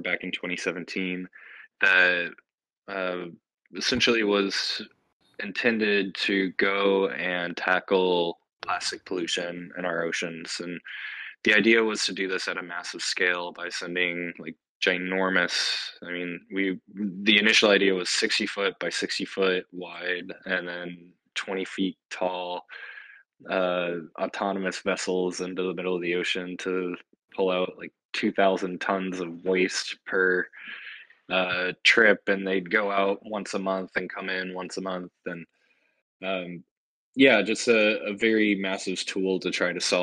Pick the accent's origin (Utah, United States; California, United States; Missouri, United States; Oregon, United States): Missouri, United States; St. Louis; moved away as an adult; also born or lived in Cincinnati; I grew up in St. Louis and was born and raised in the Midwest